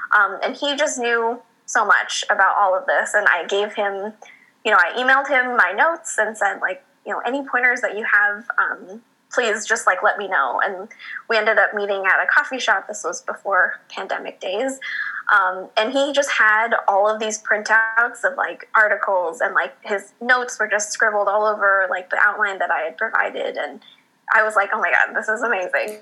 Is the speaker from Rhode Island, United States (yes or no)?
no; Bakersfield, California, United States; now in San Diego, United States; growing up in Bakersfield